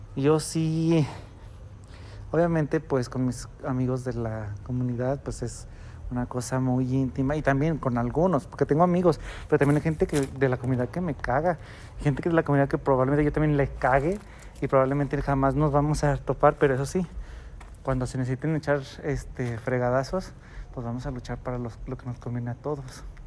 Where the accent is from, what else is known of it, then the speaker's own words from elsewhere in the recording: Guadalajara, Jalisco, Mexico; un tapatío, alguien de Guadalajara